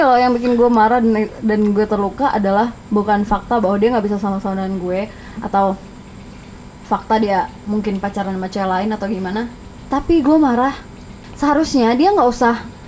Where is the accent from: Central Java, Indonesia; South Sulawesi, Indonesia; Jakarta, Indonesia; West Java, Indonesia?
Jakarta, Indonesia; gue dari Jakarta